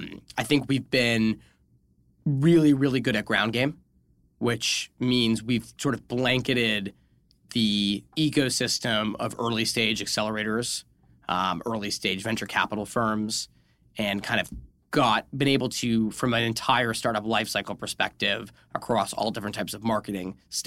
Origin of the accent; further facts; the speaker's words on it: New England, United States; We're both from New England. We know what goes down at the McDonald's.